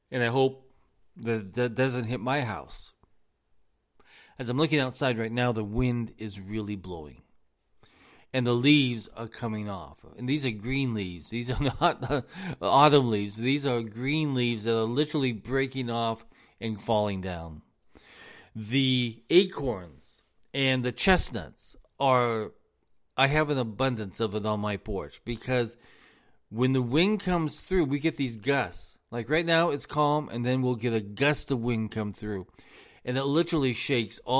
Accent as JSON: {"language": "English", "town": "Los Angeles", "region": "California", "country": "United States", "lives_now": "US South", "said": "I come come from Los Angeles. Now, Los Angeles, we're on the move 24 hours a day, seven days a week."}